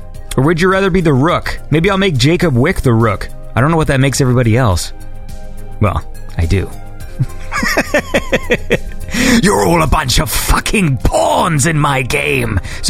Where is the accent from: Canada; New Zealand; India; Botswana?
Canada; I'm Canadian